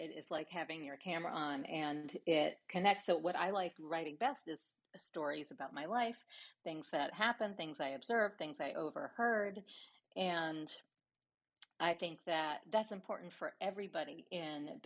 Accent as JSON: {"language": "English", "region": "New York", "country": "United States", "tie": "born or raised there", "said": "growing up in New York when the streets were smeared with dog crap"}